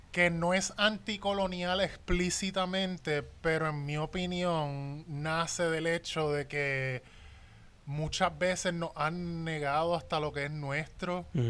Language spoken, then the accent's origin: Spanish; Puerto Rico; todos los puertorriqueños somos iguales